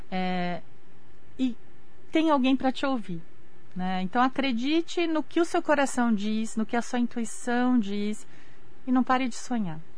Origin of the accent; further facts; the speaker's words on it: Brazil; japonês, né? eu sou brasileira.